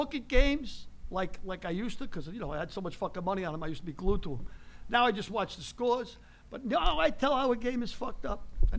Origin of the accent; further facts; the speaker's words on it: New York City, New York, United States; I talk like you. I'm from the Bronx.